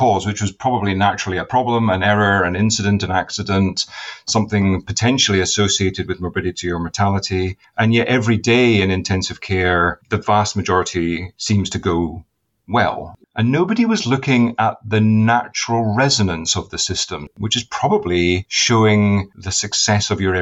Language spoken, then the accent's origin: English; Inverness, Scotland, United Kingdom; moved away; also born or lived in Edinburgh; I was born in Edinburgh, went up to Inverness when I was 4 years old because my father got a position in anesthesiology